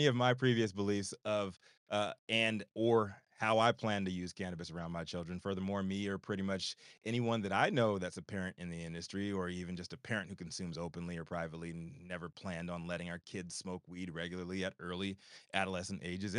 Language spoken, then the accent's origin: English; Virginia, United States; moved away as an adult; also born or lived in Chicago; where I'm from in Virginia